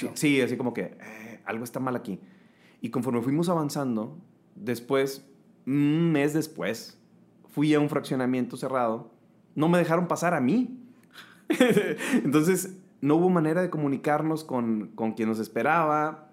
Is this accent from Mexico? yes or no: yes; Nayarit, Mexico; now in Monterrey, Mexico; soy de Nayarit, pero adoptado regio, con familia regia, ya tengo aquí este, huercos, entonces ya soy regio, regio.